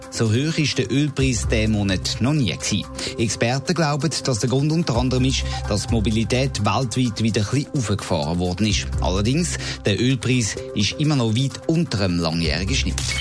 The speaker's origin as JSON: {"language": "German", "country": "Switzerland", "said": "bei uns in der Schweiz"}